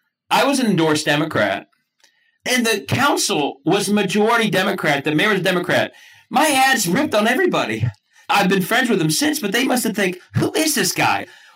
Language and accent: English; Cincinnati, Ohio, United States; Because all I did in law school was apparently annoy people about my hometown of Cincinnati. A very Ohio proud guy. And I am annoying about Cincinnati.